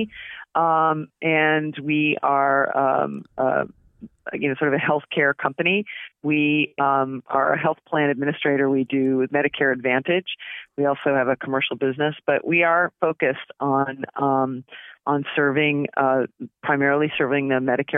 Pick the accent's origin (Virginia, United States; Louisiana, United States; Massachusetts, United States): Massachusetts, United States; West Newbury; moved away as an adult; now in California, United States; I grew up in Massachusetts, born and raised outside of Boston, a little town called West Newbury